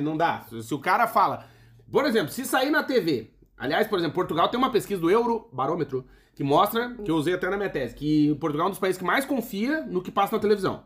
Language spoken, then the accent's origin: Portuguese; Brazil; moved away as an adult; nós, que somos do Brasil